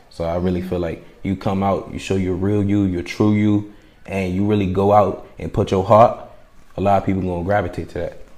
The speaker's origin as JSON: {"language": "English", "area": "D.C., Maryland", "region": "DMV", "country": "United States", "tie": "born or raised there", "also_born_or_lived": "Providence, Rhode Island / New York", "said": "I was born in Providence, Rhode Island. Uh, I was raised in, you know, D.C., Maryland, mm-hmm. Virginia area, DMV"}